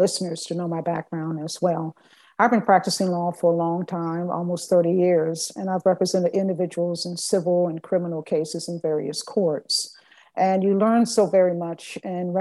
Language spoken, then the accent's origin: English; Augusta, Georgia, United States; I grew up in East Augusta and graduated from Richmond Academy